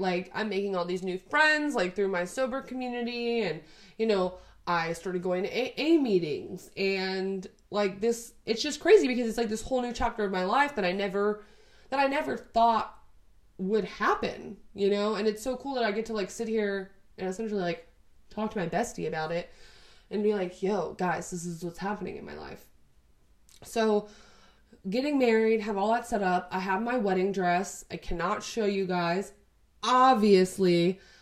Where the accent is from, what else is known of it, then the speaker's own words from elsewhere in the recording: Texas, United States; we're both from Texas. It'll be easier to like get paperwork and everything because we were both born here. We both live here right now